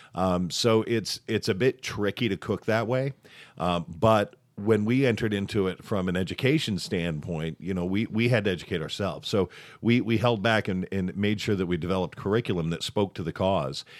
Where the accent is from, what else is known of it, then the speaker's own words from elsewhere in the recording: Southern Tier, Finger Lakes region, New York, United States; I was born and, and raised in, in the southern tier, the southern end of the lakes